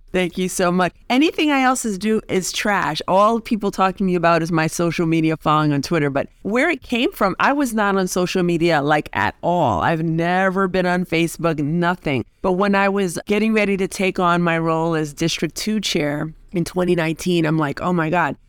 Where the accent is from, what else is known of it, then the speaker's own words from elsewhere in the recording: New York City, New York, United States; I grew up in the Bronx